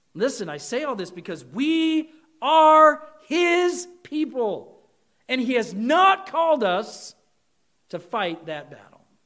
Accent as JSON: {"language": "English", "country": "United States", "said": "We as American Christians"}